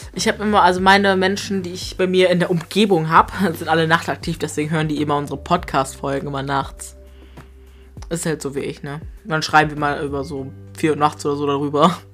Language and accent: German; Grasberg, Lower Saxony, Germany; wir sind ja auch seit klein auf damit aufgewachsen